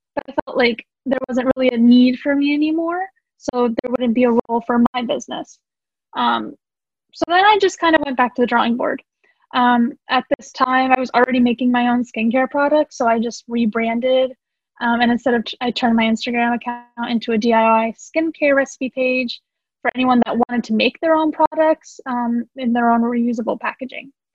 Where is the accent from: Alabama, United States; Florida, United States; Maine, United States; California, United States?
Florida, United States; St. Petersburg; also born or lived in Sanski Most, Bosnia and Herzegovina; I have lived in St. Pete, Florida for most of my life